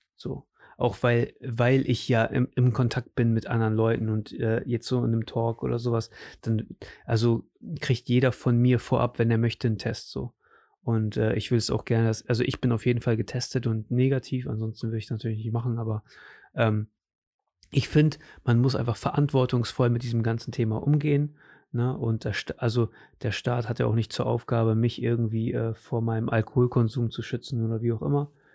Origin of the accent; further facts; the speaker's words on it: Germany; also born or lived in Portugal; Ich bin Deutscher